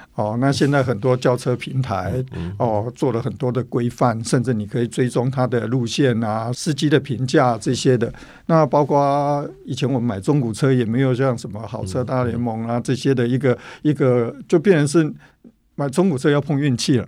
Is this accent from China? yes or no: no; Tainan, Taiwan; moved away; 我本身是南部人，是。哦，台南人，我本来要回到家里，哦，陪妈妈